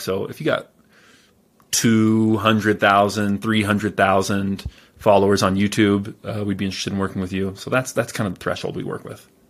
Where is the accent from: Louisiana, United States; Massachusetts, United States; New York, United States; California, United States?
California, United States; I was born in California